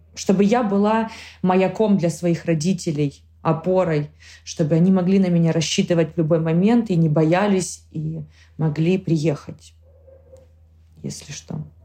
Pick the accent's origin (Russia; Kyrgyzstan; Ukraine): Ukraine; Zakarpattia Oblast; moved away as an adult; now in Spain; я горжусь тем, что я украинка